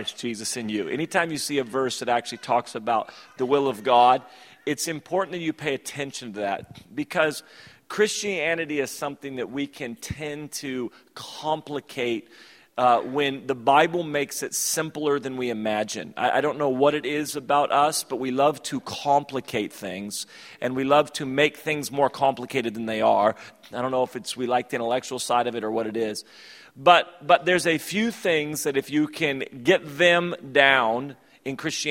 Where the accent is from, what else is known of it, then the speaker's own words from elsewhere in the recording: United States; also born or lived in Sacramento; I was from America